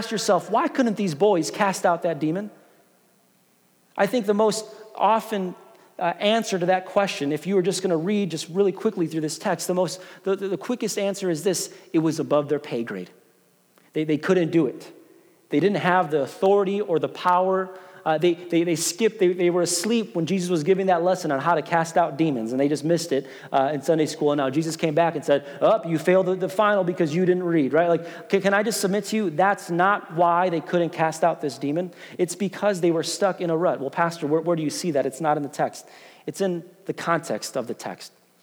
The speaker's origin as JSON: {"language": "English", "town": "Chicago", "region": "Illinois", "country": "United States", "tie": "born or raised there", "moved": "yes", "said": "I grew up in Chicago"}